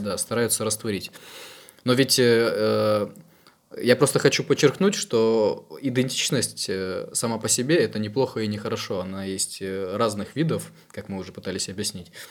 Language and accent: Russian; Ukraine; я как украинец